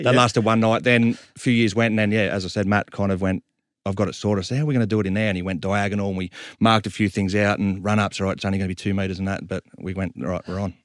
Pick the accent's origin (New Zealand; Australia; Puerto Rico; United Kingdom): Australia; Sydney, New South Wales; we're from Southwest Sydney